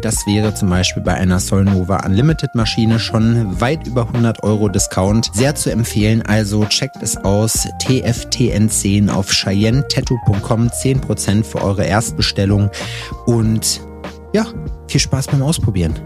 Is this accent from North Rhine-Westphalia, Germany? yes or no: no; Jena, Thuringia, Germany; Jena, wo ich herkomme